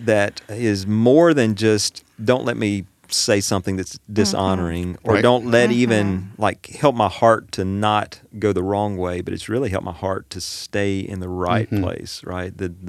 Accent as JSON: {"language": "English", "area": "Washington Parish", "region": "Louisiana", "country": "United States", "said": "That's because I'm from Washington Parish."}